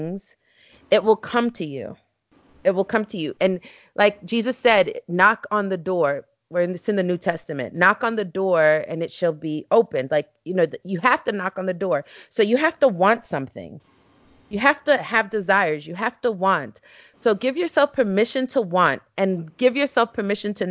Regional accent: New York City, New York, United States; growing up in East New York, Brooklyn, you know, which at that time was one of the most violent places in the country

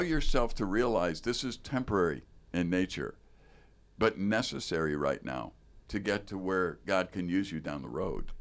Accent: Chicago, Illinois, United States; now in Wisconsin, United States; I grew up in Chicago proper

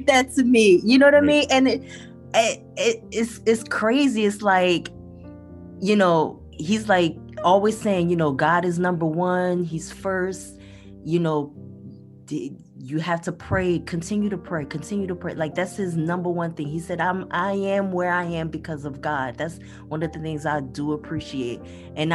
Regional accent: New Jersey, United States; Where we grew up in Jersey, my parents were all community leaders

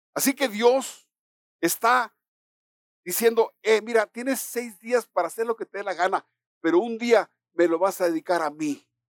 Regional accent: Mexico; los mexicanos celebramos el 16 de septiembre

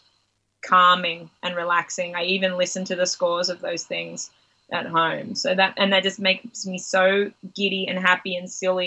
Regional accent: Byron Bay, New South Wales, Australia; I grew up near Byron Bay, so we're at Byron and Ballina every day.

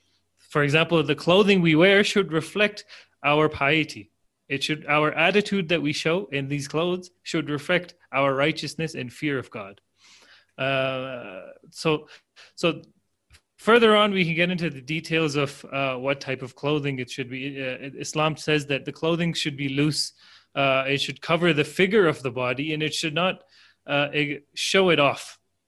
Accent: Ecuador; But as you said, you're from Jamaica, I am from Ecuador.

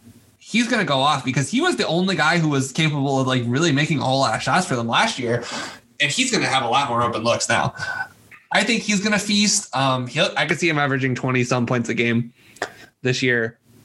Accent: Chicago, Illinois, United States; the Chicago Bulls, my hometown team.

